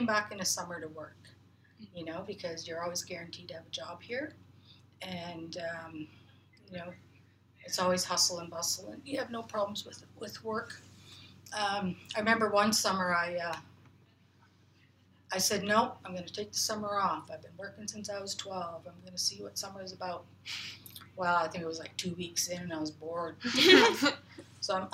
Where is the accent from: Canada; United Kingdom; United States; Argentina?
Canada; Dawson City, Yukon; I was born and raised in Dawson. I was one of the last babies to actually be born here physically in Dawson